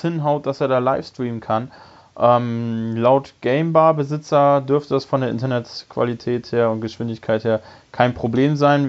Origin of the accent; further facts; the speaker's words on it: Bremerhaven, Bremen, Germany; in meiner Heimatstadt in Bremerhaven